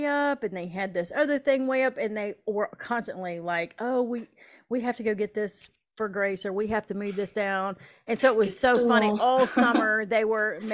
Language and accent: English; Southeast, United States; now in Northeast Iowa, United States; I'm from the Southeast